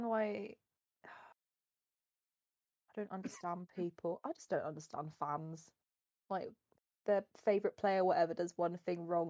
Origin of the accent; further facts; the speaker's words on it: United Kingdom; I'm just British.